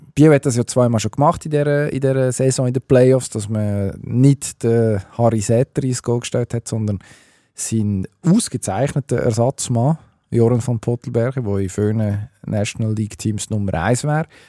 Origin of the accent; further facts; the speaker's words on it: Switzerland; bei uns in der Schweiz